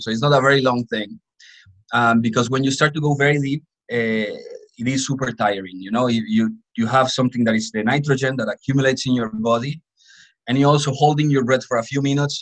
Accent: Colombia; I grew up in a coffee farm in Colombia

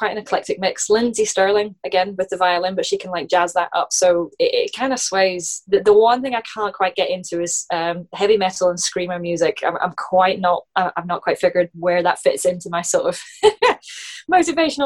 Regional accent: Scotland, United Kingdom; in my home country. It's in Scotland

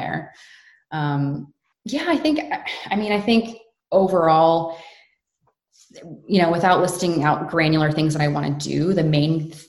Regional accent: United States; born there; I was born in the States, and then I have Canadian through my parents.

